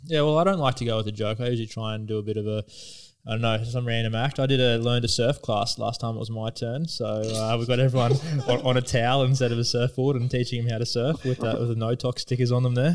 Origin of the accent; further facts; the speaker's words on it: Queensland, Australia; played with him a fair bit growing up in the Queensland youth teams, under 17s and under 19 stuff